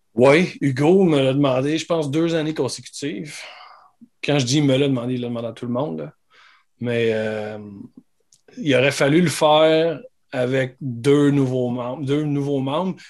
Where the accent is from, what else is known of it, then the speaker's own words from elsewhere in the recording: Saint-Hyacinthe, Quebec, Canada; moi je viens de Saint-Hyacinthe